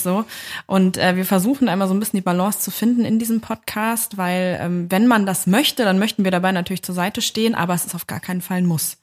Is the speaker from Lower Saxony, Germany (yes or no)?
yes; southern Lower Saxony near Hanover, Germany; now in Berlin, Germany; das war in meiner Heimat, also mhm. im, äh, im ja, Niedersachsen, südlichen Niedersachsen bei Hannover